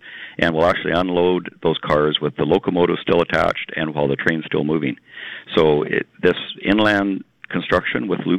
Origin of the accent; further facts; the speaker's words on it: Virden, Manitoba, Canada; I grew up in Verdun, Manitoba.